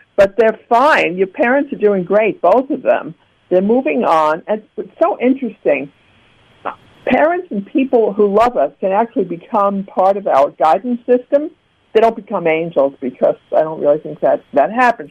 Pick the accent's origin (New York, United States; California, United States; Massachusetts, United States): New York, United States; New York City; now in Florida, United States; I grew up in Brooklyn, New York, where you never saw sun